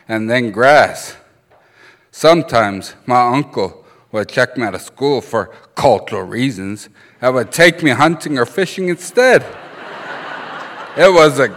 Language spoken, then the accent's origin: English; Browning, Montana, United States; first language Blackfoot